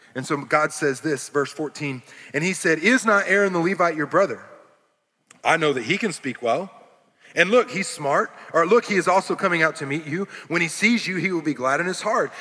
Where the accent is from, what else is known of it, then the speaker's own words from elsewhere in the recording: Arkansas, United States; moved away; also born or lived in California; I grew up in Arkansas for over half my life.